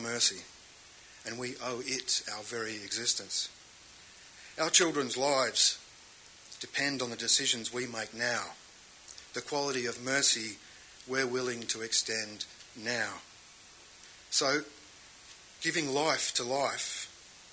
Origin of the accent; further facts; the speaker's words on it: Australia; I grew up in Australia's last whaling town.